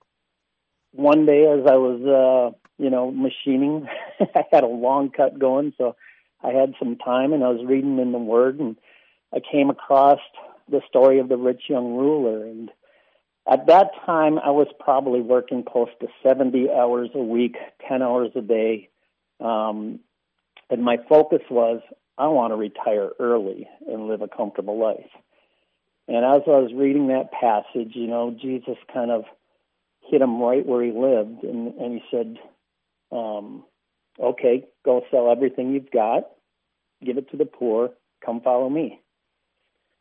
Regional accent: Neenah, Wisconsin, United States; I grew up in Neenah, Wisconsin, kind of the world headquarters

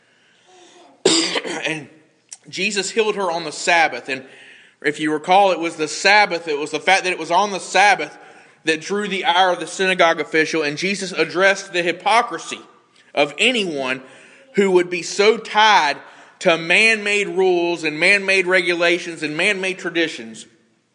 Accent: United States; as an American

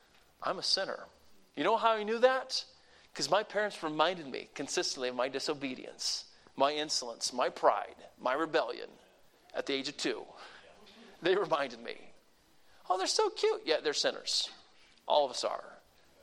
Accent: the South, Southern United States, United States; I'm a Southerner

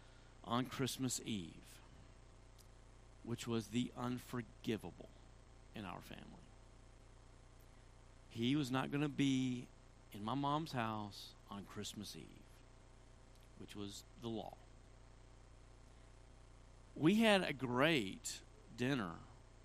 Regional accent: Tennessee, United States; I'm from Tennessee

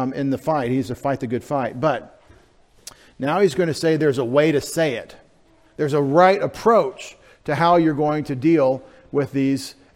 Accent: Texas, United States; I'm from Texas

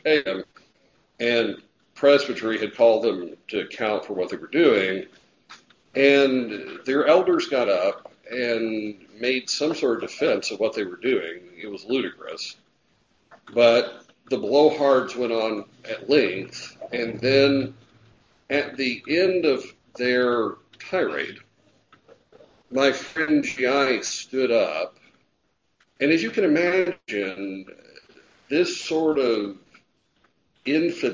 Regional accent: United States; We are Americans

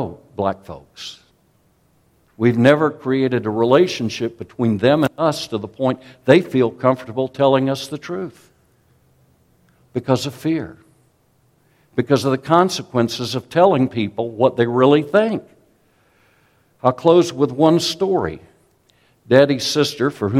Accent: South Carolina, United States; a Southern man, born and raised in South Carolina

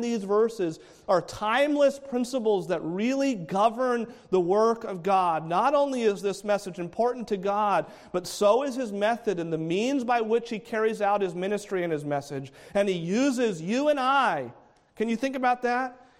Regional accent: New England, United States; now in Palm Bay, United States; grew up in New England.

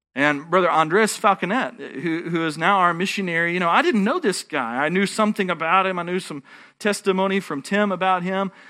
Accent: Texas, United States; I'm a Texan

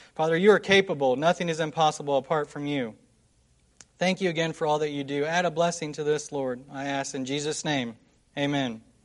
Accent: West Jefferson, North Carolina, United States; I'm from West Jefferson in Nash County, North Carolina. It's a small little mountain town

